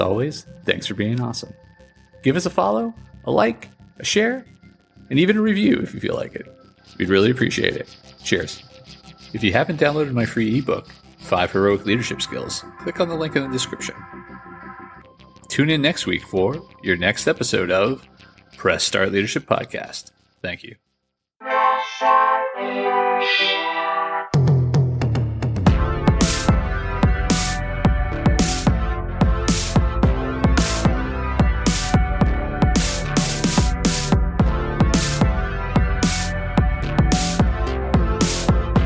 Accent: United States; moved away as an adult; I've lived in quite a few countries outside my home country, the United States

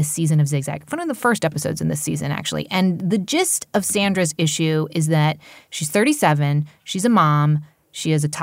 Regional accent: Princeton, New Jersey, United States; moved away; I grew up in Princeton, New Jersey

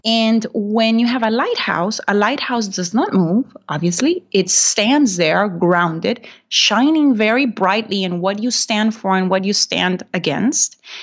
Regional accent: Honduras; English is a second language; moved away as an adult; also born or lived in Macomb, Illinois, United States; now in United States; I'm originally from Honduras

